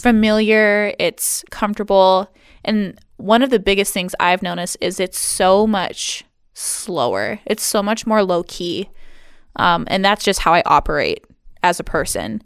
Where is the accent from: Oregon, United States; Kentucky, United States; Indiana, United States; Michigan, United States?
Michigan, United States; Hart; also born or lived in Seattle; now in Ludington, United States; my hometown of good old Hart, Michigan